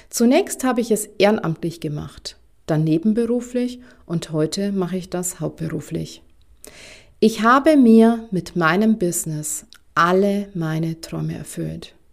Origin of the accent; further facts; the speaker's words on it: Bavaria, Germany; Mein Mann und ich, wir werden irgendwann mal in die Provence ziehen. Und wie man an meinem süßen Akzent hören kann, komme ich ursprünglich aus Bayern.